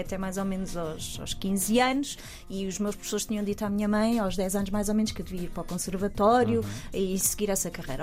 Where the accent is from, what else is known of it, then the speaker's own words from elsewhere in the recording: Portugal; moved away as an adult; also born or lived in United Kingdom; sendo portuguesa